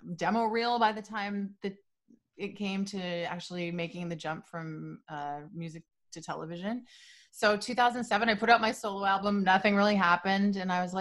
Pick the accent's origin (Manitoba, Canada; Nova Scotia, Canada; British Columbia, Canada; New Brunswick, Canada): Nova Scotia, Canada; also born or lived in Montreal, Quebec; I grew up in Nova Scotia. I was born in Montreal